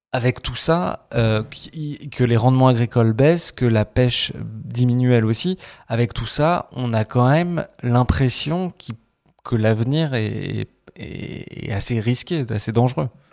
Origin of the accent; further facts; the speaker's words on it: France; en tant que Français